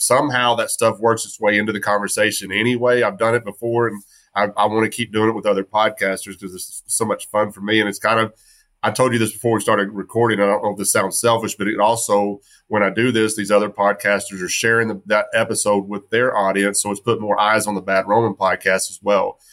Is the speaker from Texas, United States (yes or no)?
yes; West Texas, United States; I grew up in West Texas, and we were deep red